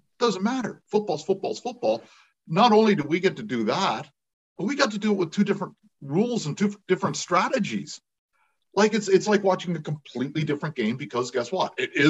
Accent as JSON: {"language": "English", "town": "Kingston", "region": "Ontario", "country": "Canada", "said": "living in Kingston, which is, you know, halfway between the two and kind of the bottom of the triangle, if you include Ottawa."}